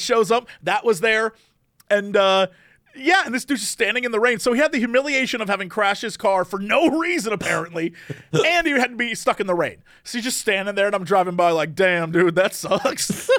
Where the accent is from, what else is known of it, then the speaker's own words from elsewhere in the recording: East Coast, United States; now in Los Angeles, United States; I grew up on the East Coast, and I went to college where it snowed all the time